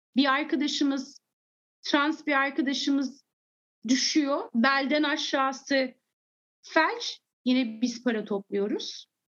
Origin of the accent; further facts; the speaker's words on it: England, United Kingdom; also born or lived in Turkey; Sonra İngiltere'ye gittim ve ben orada e, daha 3 yaşımda bana bazı şeyler anlatıldığında kafam hiç karışmadı